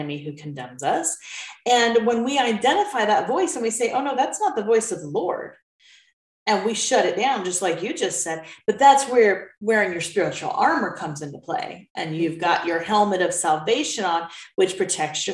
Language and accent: English; United States; moved away as an adult; also born or lived in United Kingdom; being an American in a foreign country